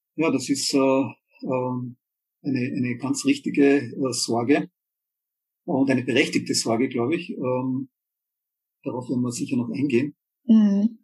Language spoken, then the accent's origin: German; Austria; bei uns in Österreich